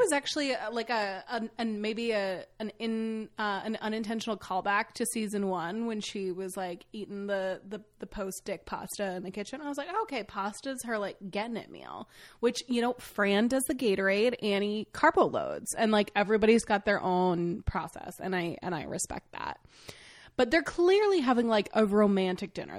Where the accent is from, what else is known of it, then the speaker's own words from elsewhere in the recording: Maine, United States; I grew up in Maine